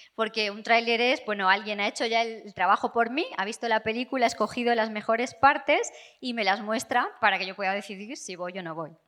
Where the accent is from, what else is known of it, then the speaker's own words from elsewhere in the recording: England, United Kingdom; Spanish is a second language; vengo de Inglaterra